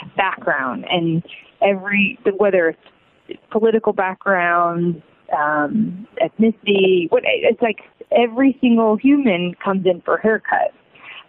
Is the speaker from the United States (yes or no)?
yes; Indiana, United States; now in San Diego, United States; I grew up in Indiana, so I've got so many good friends that still live there